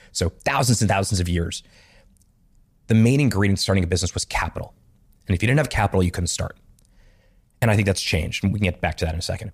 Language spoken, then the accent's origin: English; Montreal, Quebec, Canada; I grew up in Montreal